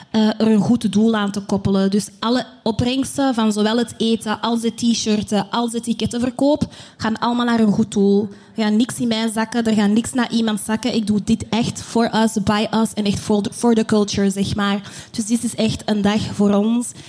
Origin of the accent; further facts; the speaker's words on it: DR Congo; now in Belgium; En um, als Congolees zijnde in België ben je op zoek naar jezelf.